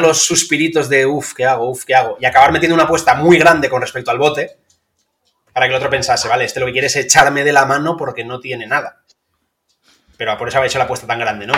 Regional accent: Valencia, Valencian Community, Spain; como yo soy de Valencia

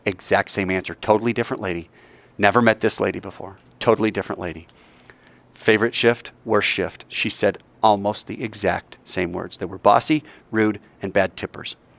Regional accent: United States

